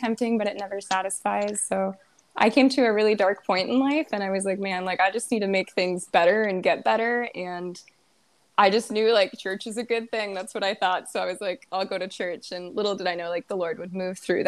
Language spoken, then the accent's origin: English; Ashley, North Dakota, United States; I am from Ashley, North Dakota, which is like a small town, population like 700